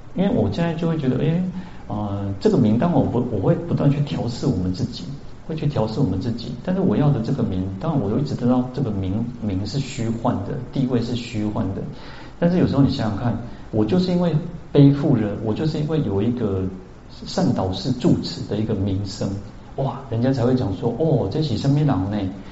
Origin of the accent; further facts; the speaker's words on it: central Taiwan, Taiwan; also born or lived in Kaohsiung; now in Taipei, Taiwan; 我小时候在中部